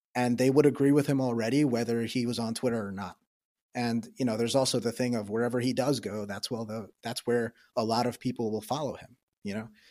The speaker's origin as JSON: {"language": "English", "region": "New York", "country": "United States", "said": "I'm from New York"}